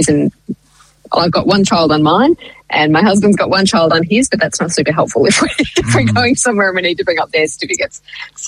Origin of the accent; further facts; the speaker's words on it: Clifton Springs, Victoria, Australia; I grew up in Clifton Springs for my sort of primary school and high school years